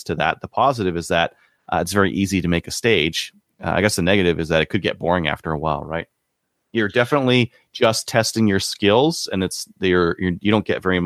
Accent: Canada; as a Canadian

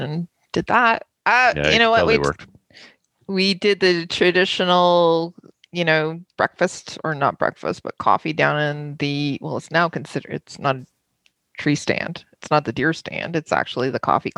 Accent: Germany; I was born in Germany

